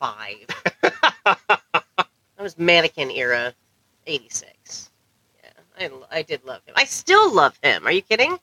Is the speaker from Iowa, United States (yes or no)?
yes; Iowa, United States; we're from Iowa